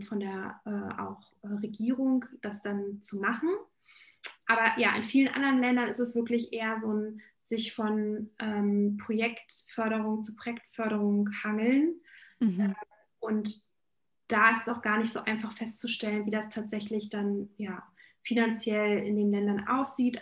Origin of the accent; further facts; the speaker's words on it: Berlin, Germany; ich äh, bin Berlinerin und meine Wurzeln sind ursprünglich in Polen